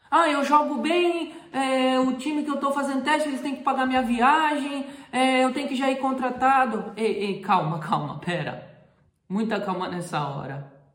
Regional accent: Brazil; moved away as an adult; now in Europe; eu sou brasileiro

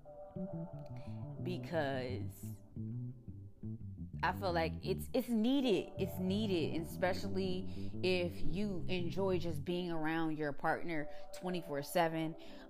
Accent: Suitland, Maryland, United States; also born or lived in Washington, District of Columbia, United States / Camp Springs, Maryland; I lived in Suitland with my grandparents.

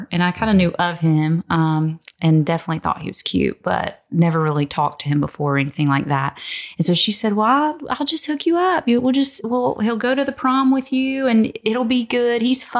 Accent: Virginia, United States; moved away as an adult; also born or lived in Richmond, Virginia / Hopewell, Virginia / Petersburg, Virginia; now in Texas, United States; I was born and raised in Virginia.

